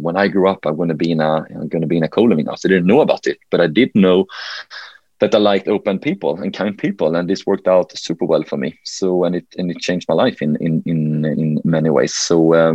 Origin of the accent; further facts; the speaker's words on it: Helsingborg, Skåne, Sweden; accent: Swenglish; English is a second language; Helsingborg, my hometown.